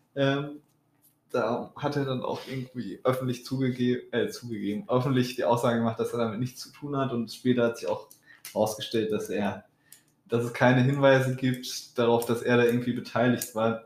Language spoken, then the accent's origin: German; North Rhine-Westphalia, Germany; Wir kommen ja aus Ostwestfalen